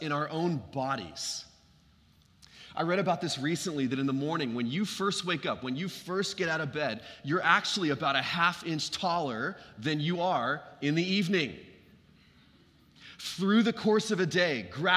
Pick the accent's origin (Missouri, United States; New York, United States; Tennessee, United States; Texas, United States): Texas, United States; Dallas; when I was growing up in Lake Highlands, these were some of my earliest years